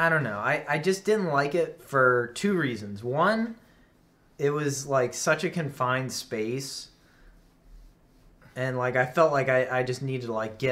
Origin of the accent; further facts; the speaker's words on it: United States; we grew up in Hicktown, USA